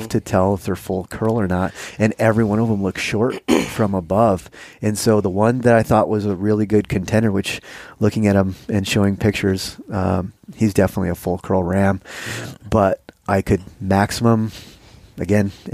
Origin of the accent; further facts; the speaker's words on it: Michigan, United States; I grew up hunting whitetails in Michigan